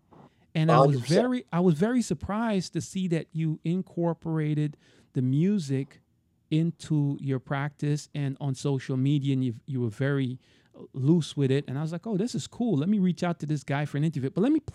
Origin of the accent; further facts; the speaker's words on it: New York City, New York, United States; now in Florida, United States; I'm from Brooklyn. So you're not too far from me. But I live in Florida now. I left, but I never came back.